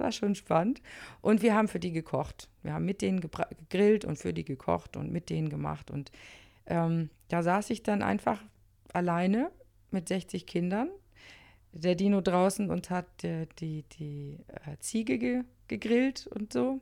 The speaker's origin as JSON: {"language": "German", "town": "Flensburg", "region": "Schleswig-Holstein", "country": "Germany", "also_born_or_lived": "Monheim am Rhein", "moved": "yes", "said": "Ich komme eigentlich aus Flensburg, ich kenne kein Karneval"}